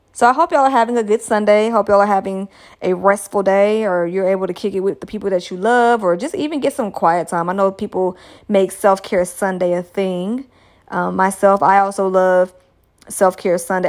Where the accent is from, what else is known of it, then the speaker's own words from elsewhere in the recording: United States; my home country listeners out here in the United States of America